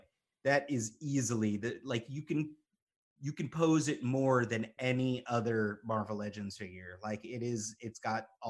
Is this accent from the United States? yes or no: yes; New York, United States; now in California, United States; I'm from New York, I moved to California before New York Comic Con had even started. Because I moved out in like 2005